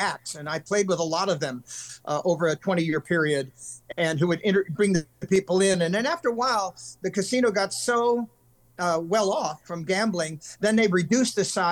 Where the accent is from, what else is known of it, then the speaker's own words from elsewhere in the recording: California, United States; moved away as an adult; also born or lived in Los Angeles / Nevada; now in Tennessee, United States; born in Los Angeles, of course, but I'm not really big city. I was raised on a farm in California